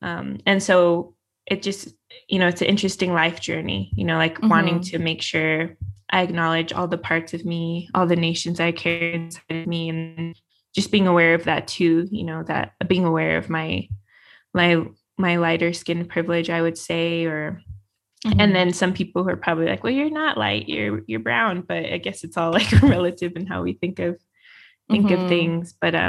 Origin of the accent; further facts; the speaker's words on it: Ignacio, Colorado, United States; now in Albuquerque, United States; I grew up on the Southern Ute Reservation in Ignacio, Colorado, and my heritage also includes Diné and African-American lineages. And I am tuning in right now from Albuquerque, New Mexico.